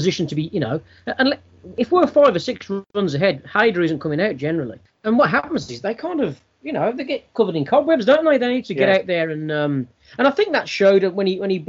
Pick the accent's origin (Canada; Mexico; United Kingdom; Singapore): United Kingdom; as a British sports fan